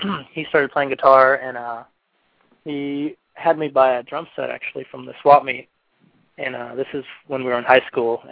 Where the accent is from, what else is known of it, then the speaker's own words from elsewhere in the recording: San Diego, California, United States; we grew up right here in Pacific Beach